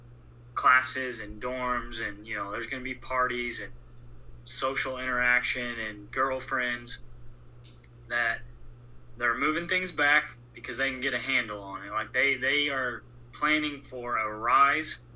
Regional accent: outside of St. Louis, Missouri, United States; I grew up in Missouri, right? I'm big in, outside of St. Louis, a small town

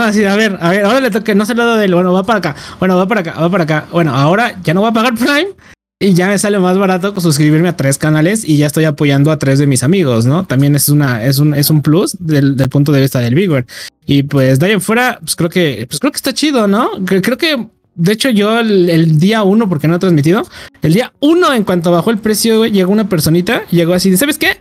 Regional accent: Mexico; somos mexicanos, las tres personas

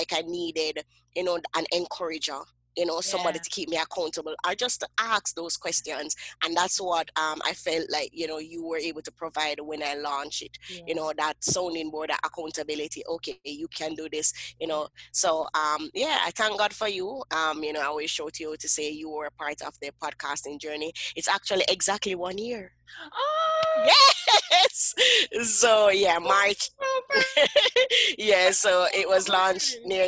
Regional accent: Kingston, Jamaica; I grew up in Kingston, Jamaica, and I grew up in what we call the inner city, you know, the ghetto of Kingston, Jamaica.

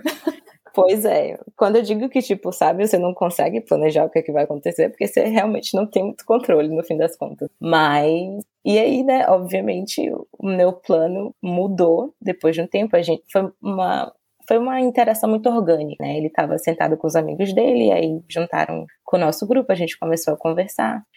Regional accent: Salvador, Bahia, Brazil; first language Portuguese; moved away as an adult; now in England; minha vida na Bahia

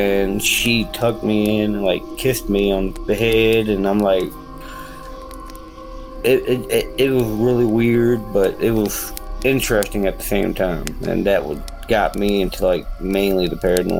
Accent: Lynchburg, Virginia, United States; also born or lived in Gretna, Virginia; From Virginia. I was born in Lynchburg, Virginia. And I live up there in Gretna, Virginia now

